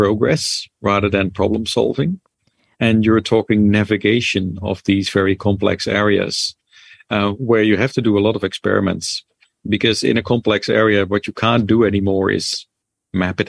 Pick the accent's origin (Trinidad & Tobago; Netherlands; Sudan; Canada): Netherlands; moved away; I'm sort of from Holland originally